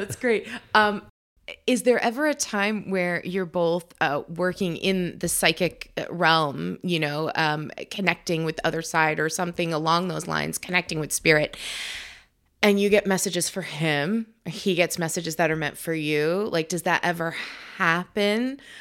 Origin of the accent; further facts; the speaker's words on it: New York, United States; now in New England, United States; we're originally from New York.